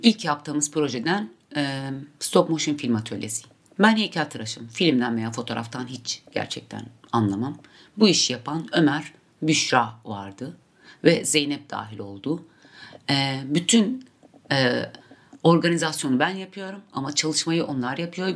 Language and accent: Turkish; Mardin, Turkey; Mardin'de doğdum, Mardin'de yaşıyorum ve orada üretiyorum